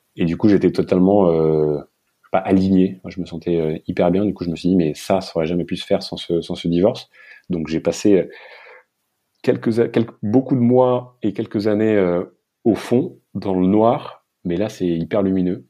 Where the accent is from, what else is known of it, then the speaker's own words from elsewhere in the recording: France; moi, en tant que petit Français